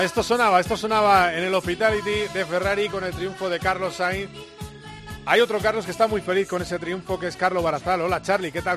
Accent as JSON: {"language": "Spanish", "country": "Spain", "said": "como buenos españoles"}